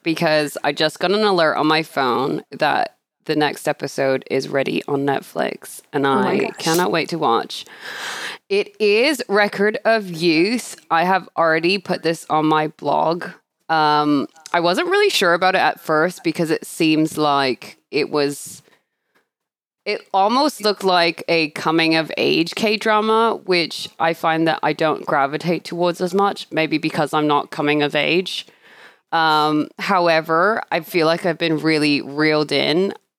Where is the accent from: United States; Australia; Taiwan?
Australia; born there; accent: Canadian-British; also born or lived in Canada / United Kingdom; I'm a bit of a Commonwealth citizen, I guess, because I was born in Australia. And I think a lot of people think for some reason I have an Australian accent, but I don't. I have this fusion Canadian-British thing going on.